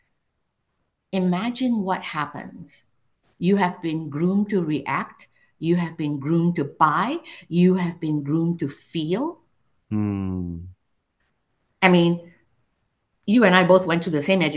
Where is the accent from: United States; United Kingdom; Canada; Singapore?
Singapore; moved away; I grew up in Singapore, right? Multiracial, multicultural